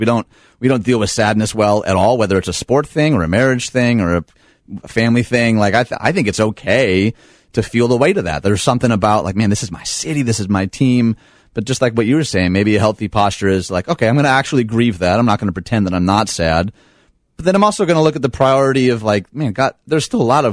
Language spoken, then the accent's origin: English; Detroit, Michigan, United States; moved away as an adult; now in Chicago, United States; I grew up outside Detroit to two lovely parents.